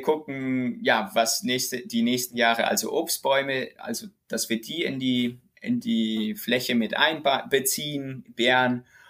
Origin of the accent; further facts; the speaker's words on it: Germany; also born or lived in Witzenhausen; ich komme hier aus dem Dorf und die Leute kennen mich